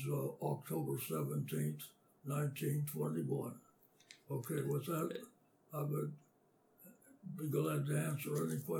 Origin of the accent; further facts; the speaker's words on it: Indiana, Pennsylvania, United States; also born or lived in Yatesboro, Pennsylvania / Meadville, Pennsylvania; I was born in Yatesboro, Pencil, Armstrong County, Pennsylvania, uh, which is a uh, small community, mining community in western Pennsylvania. And uh, uh my youth uh, continued in Indiana, Pennsylvania, uh, from which I graduated high school